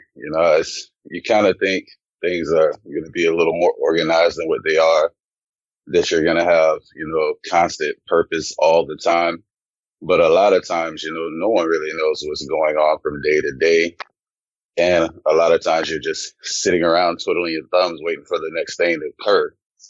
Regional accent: Louisiana, United States; born or raised there; also born or lived in Germany

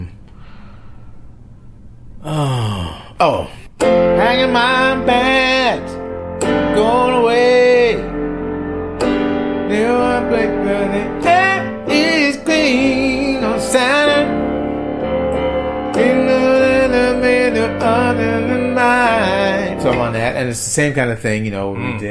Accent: Detroit, Michigan, United States; moved away as an adult; now in Los Angeles, United States; I'm originally from Detroit.

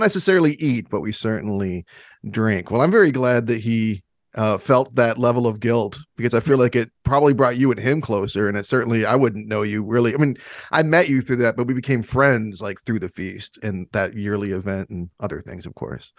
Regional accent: Michigan, United States; I'm from Michigan

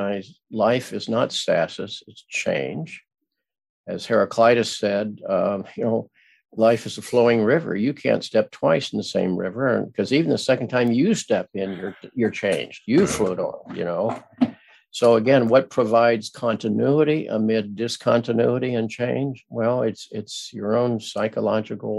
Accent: Midwest, United States; I grew up in the Midwest where everybody was nice

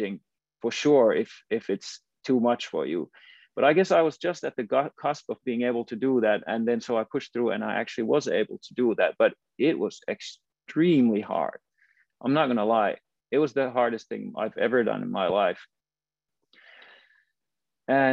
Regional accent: Finland; moved away as an adult; I was from Finland

